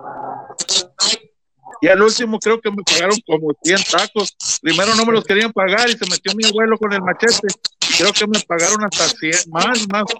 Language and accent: Spanish; Monclova, Coahuila, Mexico; moved away; also born or lived in Mexico City; yo no me voy a regresar a mi tierra, yo tengo que triunfar, yo voy a ser alguien, me salí, me salí de Monclovo